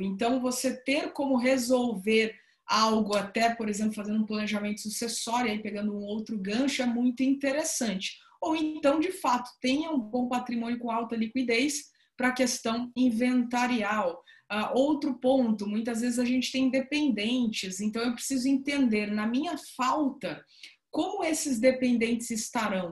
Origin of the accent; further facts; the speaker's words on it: interior of São Paulo, Brazil; now in Salvador, Brazil; estou falando aqui diretamente de, de Salvador, mas sou do interior de São Paulo também, sou paulista